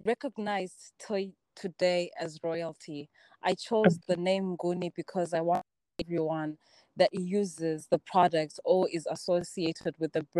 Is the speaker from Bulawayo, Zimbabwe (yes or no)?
yes; Bulawayo, Zimbabwe; moved away as an adult; also born or lived in South Africa; I was born and raised in Blawayo, Zimbabwe.